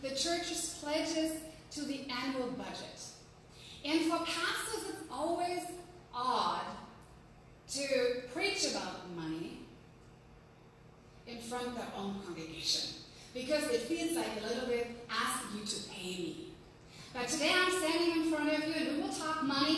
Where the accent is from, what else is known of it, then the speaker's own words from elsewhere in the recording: Germany; accent: German; English is a second language; moved away as an adult; also born or lived in Utah; now in United States; from my German accent. I kept it with me, and I'm proud of it because I am German after all